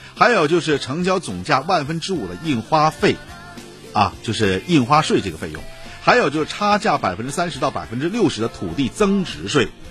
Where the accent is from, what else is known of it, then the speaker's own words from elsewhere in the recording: Shenyang, Liaoning, China; 也给我们沈阳人又一个新的振奋点